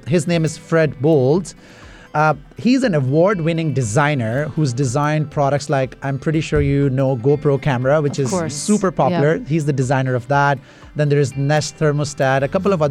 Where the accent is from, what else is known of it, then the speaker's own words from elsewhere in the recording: Toronto, Ontario, Canada; also born or lived in Middle East; I was born in Middle East, but I was like, you know, raised in Toronto